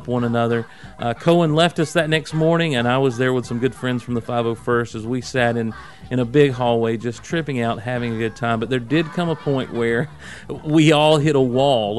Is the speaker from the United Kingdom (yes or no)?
no; the South, United States; I'm a Southerner